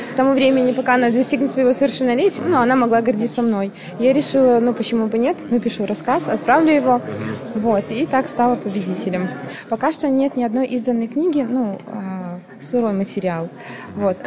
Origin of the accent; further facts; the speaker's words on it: Ulyanovsk, Ulyanovsk Oblast, Russia; Я из Ульяновска